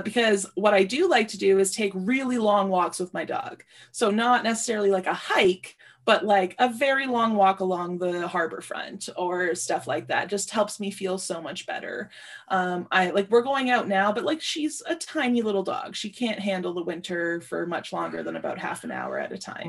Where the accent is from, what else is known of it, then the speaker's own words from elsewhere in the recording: Sudbury, Ontario, Canada; moved away; I grew up in Sudbury, Ontario